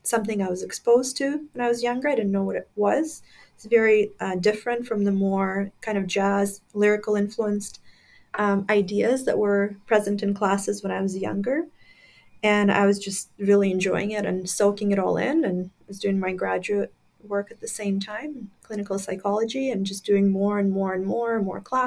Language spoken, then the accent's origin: English; Crimea, Ukraine; moved away; when I was growing up in Crimea, Ukraine at the time